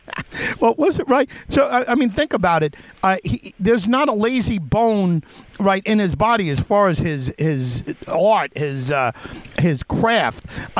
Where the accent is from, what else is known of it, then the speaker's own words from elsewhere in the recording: New York, United States; I'm a Yankee fan, and I'm a New Yorker.